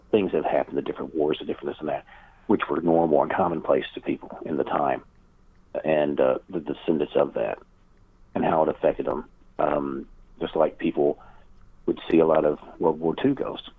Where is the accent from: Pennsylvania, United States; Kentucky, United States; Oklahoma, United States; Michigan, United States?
Kentucky, United States; born or raised there